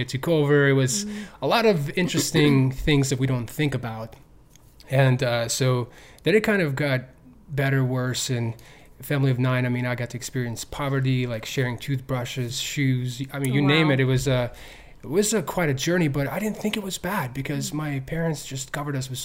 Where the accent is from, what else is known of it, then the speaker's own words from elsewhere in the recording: Ukraine; also born or lived in Tennessee, United States; now in United States; I'm from Ukraine.